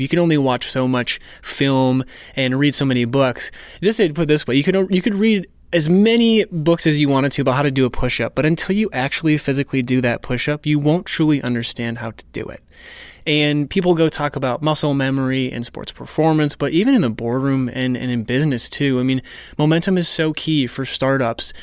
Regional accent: North Dakota, United States; I grew up in North Dakota

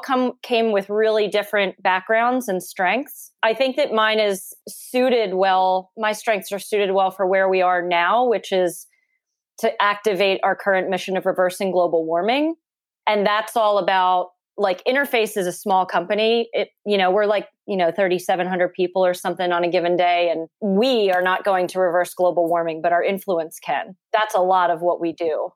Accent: Philadelphia, Pennsylvania, United States; I'm from Philly

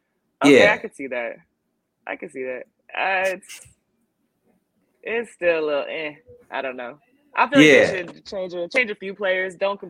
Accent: Iowa, United States; moved away as an adult; also born or lived in Connecticut / New York / Las Vegas / Europe; I was born in Iowa. That's the middle of the country. I went to college in Connecticut. That's East Coast. I played in New York for 6 years. East Coast.

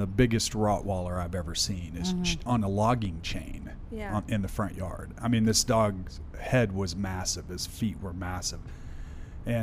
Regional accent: southeastern Oklahoma, United States; also born or lived in Poteau, Oklahoma; now in Wichita, United States; I'm born and partly raised in Oklahoma, southeastern Oklahoma. I moved to Wichita in like 88.

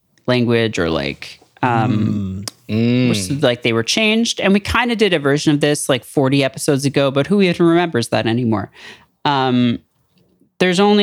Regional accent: United Kingdom; I'm British.

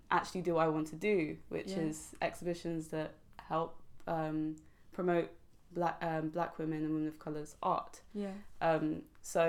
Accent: London, United Kingdom

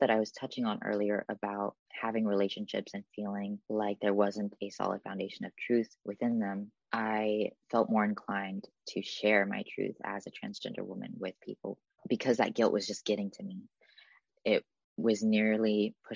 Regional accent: Newark, California, United States; lived in my hometown of Newark, California

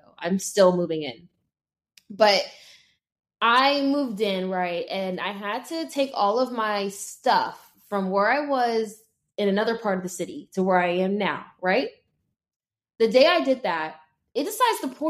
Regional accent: Las Vegas, Nevada, United States; now in New York, United States; I'm from Las Vegas

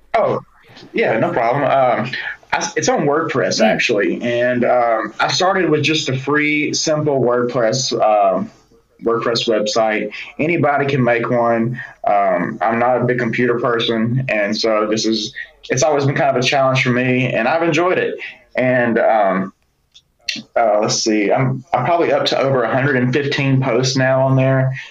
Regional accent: Birmingham, Alabama, United States; growing up in Birmingham

